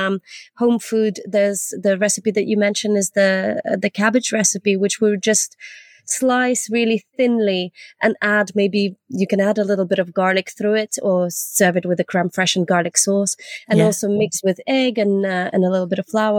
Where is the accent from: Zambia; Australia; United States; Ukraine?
Ukraine; Nova Kakhovka, Kherson Oblast; also born or lived in Leeds, United Kingdom; now in United Kingdom; from Kachovka, from my hometown.